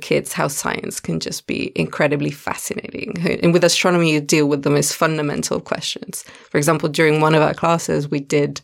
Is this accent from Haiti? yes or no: no; Italy; moved away as an adult; now in Cape Town, South Africa; I'm originally from Italy, and I've been here in Cape Town for 3 years now